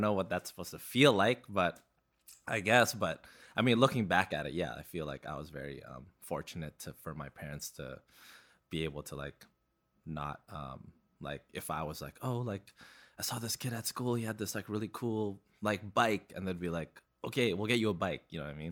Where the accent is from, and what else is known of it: Vancouver, British Columbia, Canada; born or raised there; also born or lived in Philippines / Burnaby